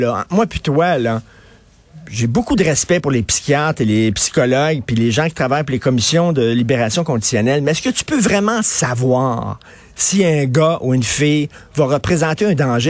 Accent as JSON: {"language": "French", "town": "Montreal", "region": "Quebec", "country": "Canada", "said": "je viens de Verdun"}